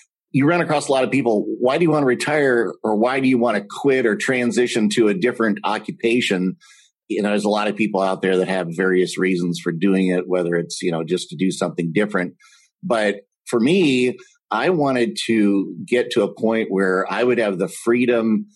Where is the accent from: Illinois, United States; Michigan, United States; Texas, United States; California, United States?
Texas, United States; moved away as an adult; now in Minnesota, United States; I am currently residing in Minnesota. I'm from Texas.